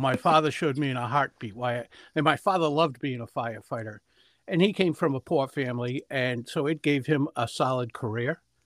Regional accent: Providence, Rhode Island, United States; I grew up in Providence, the capital of Rhode Island, and great place to grow up.

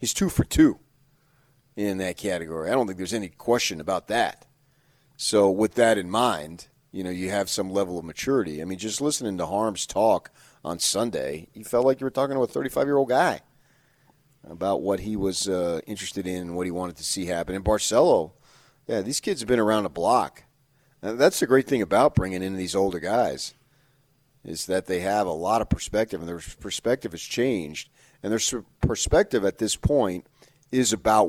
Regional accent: New Jersey, United States; now in Utah, United States; my home state

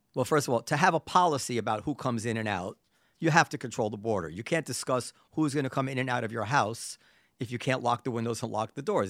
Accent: New York City, New York, United States; as a New Yorker

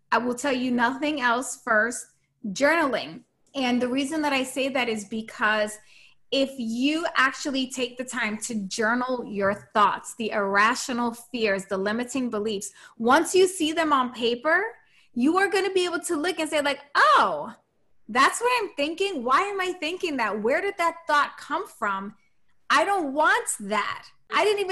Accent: New York City, New York, United States; I'm from New York City

